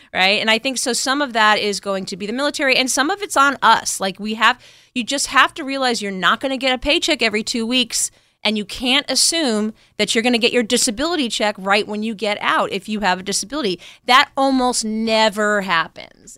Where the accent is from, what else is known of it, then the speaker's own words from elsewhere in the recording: New York, United States; moved away as an adult; also born or lived in Berkeley, California / Lawton, Oklahoma; I grew up in New York.